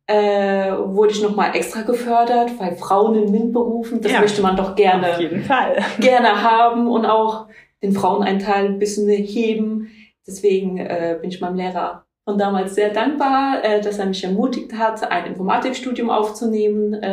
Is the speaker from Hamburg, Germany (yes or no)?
no; Kaiserslautern, Rhineland-Palatinate, Germany; Ich bin ja hier in Kaiserslautern geboren, aufgewachsen, habe hier auch die Schule absolviert